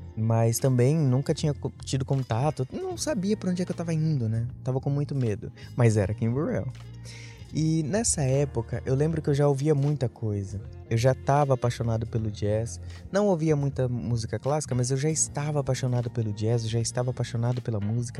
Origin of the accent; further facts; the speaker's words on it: São Paulo, Brazil; Nunca tinha via-, nunca, nunca saí de São Paulo. Eu sou de São Paulo.